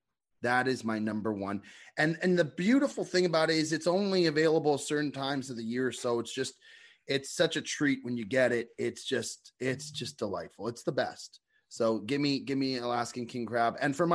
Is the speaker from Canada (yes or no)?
yes; Canada; I'm Canadian.